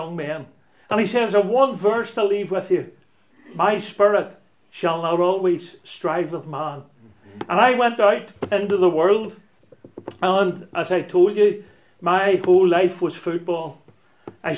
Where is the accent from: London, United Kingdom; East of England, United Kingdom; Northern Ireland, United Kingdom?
Northern Ireland, United Kingdom; Belfast; I'm a townie. I was brought up in Belfast and Donegal Pass, which runs between Shaftesbury Square and the Lower Armour Road